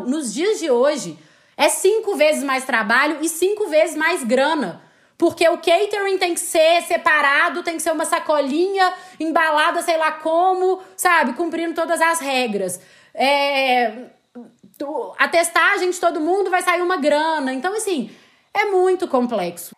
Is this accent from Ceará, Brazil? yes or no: no; Belo Horizonte, Minas Gerais, Brazil; also born or lived in Barcelona; eu sou de Belo Horizonte, como provavelmente meu sotaque, se é que já não denunciou, vai denunciar